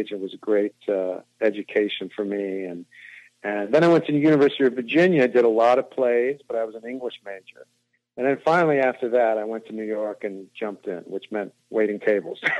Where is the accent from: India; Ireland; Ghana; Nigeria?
India; also born or lived in Indonesia / Africa; So we grew, I grew up in India, Indonesia, and Africa